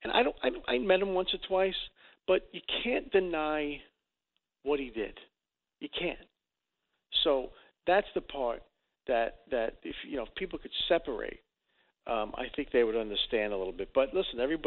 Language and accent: English; New York City, New York, United States; now in Los Angeles, United States; I grew up in Dyker Heights